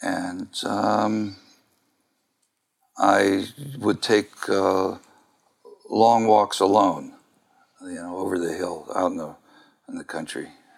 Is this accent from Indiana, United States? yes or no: no; Kentucky, United States; also born or lived in La Follette, Tennessee; I say I'm from Kentucky. You pick where you're from, right? And I'm from Kentucky.